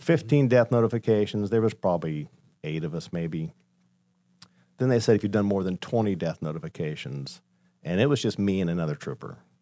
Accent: Colorado, United States; moved away as an adult; now in Ohio, United States; I grew up in Colorado, uh, born and raised there

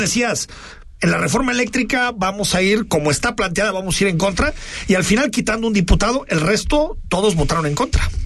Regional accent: Guadalajara, Jalisco, Mexico; como tapatíos

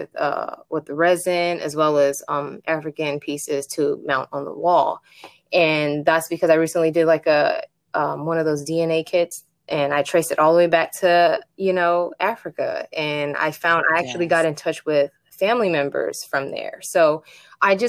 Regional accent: Japan; moved away; I grew up in Japan

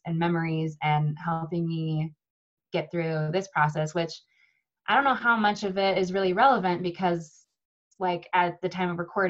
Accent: United States; I'm from America, I guess you can tell that from my beautiful accent

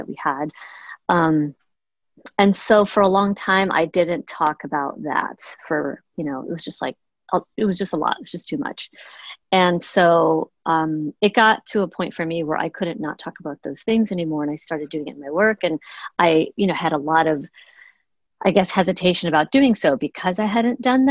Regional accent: Chicago, Illinois, United States; moved away; I'm originally from Chicago. My parents immigrated to the US from the south

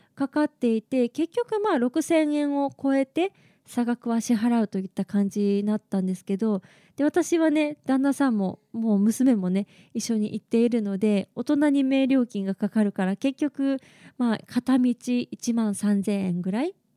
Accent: Okayama, Japan; now in Tokyo, Japan; 東京の方から、地元の岡山まで帰る

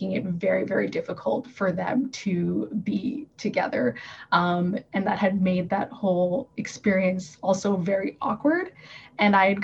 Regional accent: Toronto, Ontario, Canada; moved away as an adult; now in Northern Ontario, Canada; Toronto, which is my hometown

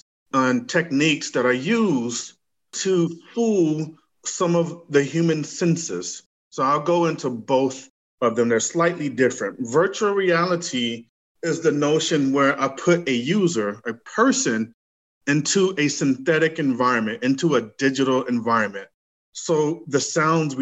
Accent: Gainesville, Florida, United States; moved away as an adult; also born or lived in New York; now in Atlanta, United States; I'm from Gainesville, Florida. I was raised in Gainesville, Florida

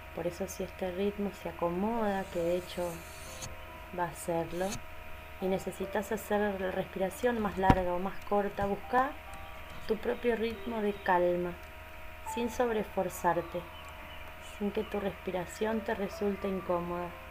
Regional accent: Argentina; soy de Argentina

